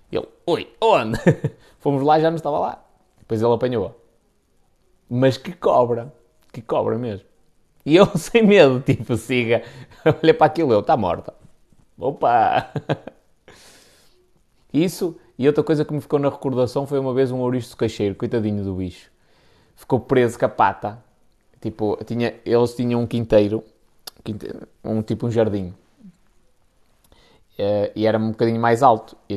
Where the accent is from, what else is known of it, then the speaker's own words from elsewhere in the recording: Baltar, Porto District, Portugal; Sou de Baltar, mais, mas mais dois meses e mudo-me para aí.